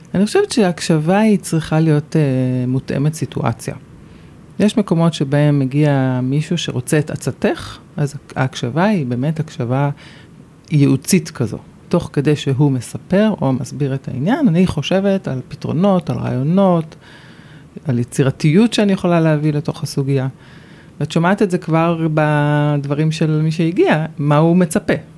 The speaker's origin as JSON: {"language": "Hebrew", "town": "Jerusalem", "region": "Jerusalem District", "country": "Israel", "tie": "born or raised there", "moved": "as an adult", "lives_now": "Ramat HaSharon, Israel", "said": "רוב שנות ילדותי היו ברמת דניה"}